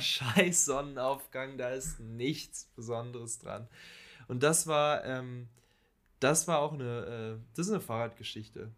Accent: Falkensee, Brandenburg, Germany; wir sind in Falkensee zur Schule gegangen, haben da gelebt

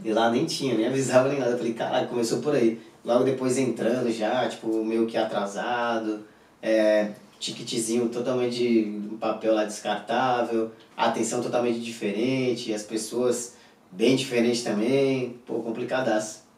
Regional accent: Jacundá, Pará, Brazil; moved away; Eu sou lá de Jacundá, tinha 55 mil habitantes quando eu morava lá

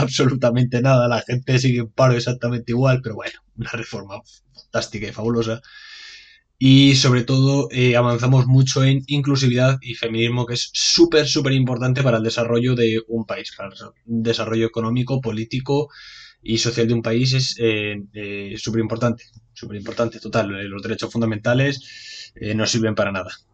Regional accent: Spain; Así somos los españoles

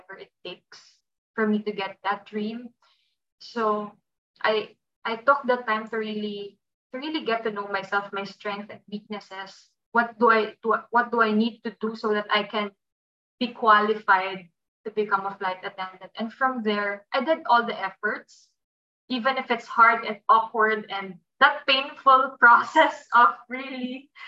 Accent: Philippines; I was born and raised in the Philippines with my mom

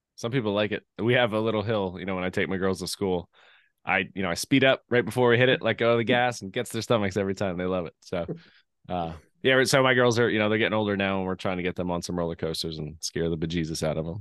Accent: Lehigh Valley, Pennsylvania, United States; I grew up in Lehigh Valley

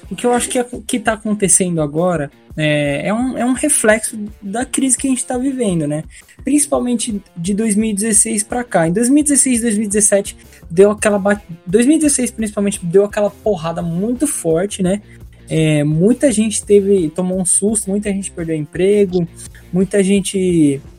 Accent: São Paulo, Brazil; eu sou paulista, então, não, de certa forma, aqui a gente não tem

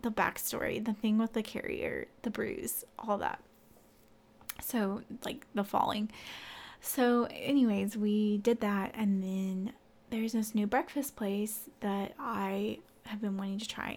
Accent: Central Arkansas, United States; moved away as an adult; now in Northwest Arkansas, United States; we're from Central Arkansas

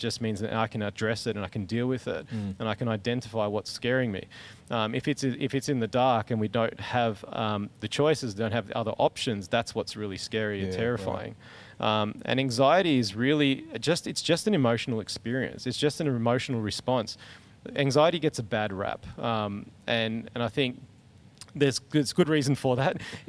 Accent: Bougainville, Papua New Guinea; It was in Melbourne, so, you know, and I grew up in Bougainville.

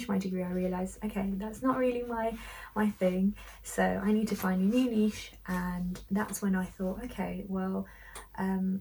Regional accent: Medellín, Antioquia, Colombia; moved away as an adult; now in United Kingdom; I was born here in the UK, but at an early age I moved to Colombia, where my parents are from, and there I lived for a few years. My teenage years, I grew up in Medellin

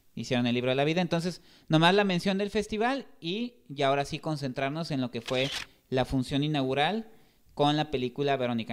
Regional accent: Mexico

